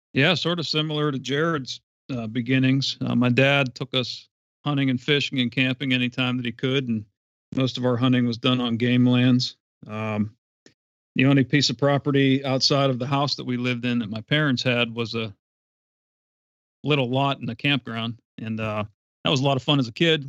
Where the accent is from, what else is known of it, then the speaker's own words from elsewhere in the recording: Western Pennsylvania, United States; I'm from Western Pennsylvania, born and raised